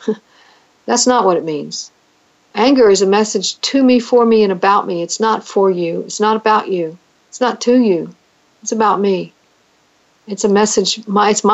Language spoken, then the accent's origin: English; United States; as an American citizen